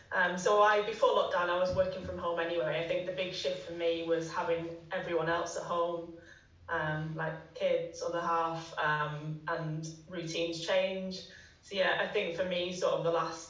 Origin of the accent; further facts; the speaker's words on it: Manchester, North West England, United Kingdom; now in Teddington, United Kingdom; I'm originally from Manchester, but moved back down to the south sort of last year.